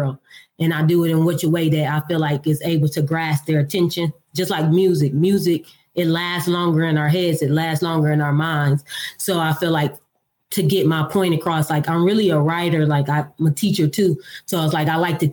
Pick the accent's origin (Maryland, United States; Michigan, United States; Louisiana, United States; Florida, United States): Michigan, United States; Detroit; moved away as an adult; now in Nashville, United States; I'm from Detroit, Michigan. I was born and raised in Detroit. I lived there all my life until I moved to Tennessee. I'm currently reside in Nashville, Tennessee